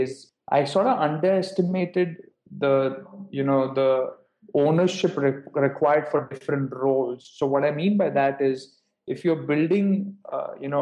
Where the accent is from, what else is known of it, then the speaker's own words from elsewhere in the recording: India; moved away as an adult; also born or lived in United States; So I'm originally from India, and I went to the US for my undergrad to Babson for 4 years